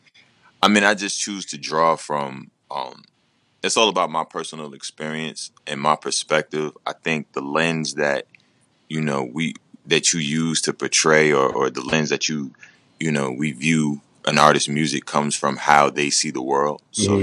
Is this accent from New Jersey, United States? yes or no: yes; Rahway, New Jersey, United States; I'm from Rahway, New Jersey. You know what I mean? 732-07065. Also rapping Newark 973. But yeah, I'm, you know, dirty Jersey all day.